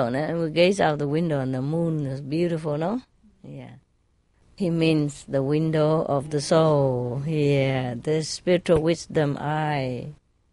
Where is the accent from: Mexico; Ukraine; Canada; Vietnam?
Vietnam; now in England, United Kingdom; I'm British, but I'm Vietnamese born